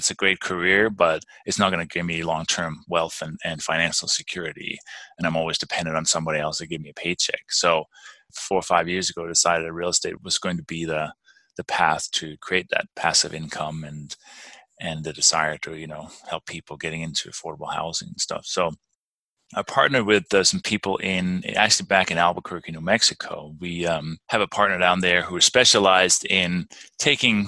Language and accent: English; Denmark; English is a second language; moved away as an adult; also born or lived in London, England / United States; now in Durango, United States; I was born and raised in Denmark